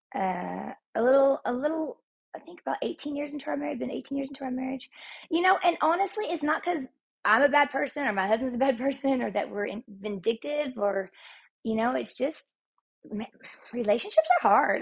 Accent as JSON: {"language": "English", "region": "Texas", "country": "United States", "moved": "yes", "lives_now": "Utah, United States", "said": "I'm Texan, and uh, I, my roots are still down there."}